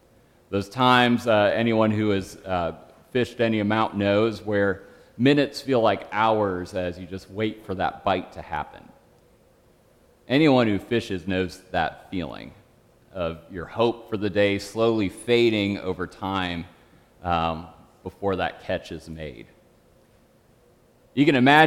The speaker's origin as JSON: {"language": "English", "region": "Michigan", "country": "United States", "tie": "born or raised there", "said": "Growing up in Michigan, I was around water a lot"}